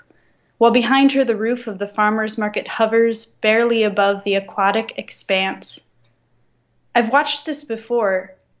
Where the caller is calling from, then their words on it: France; Yeah, I'm calling from France.